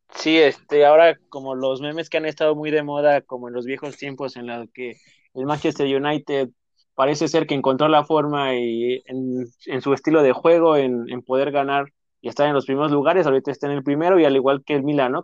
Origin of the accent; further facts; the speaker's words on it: Mexico; nosotros como mexicanos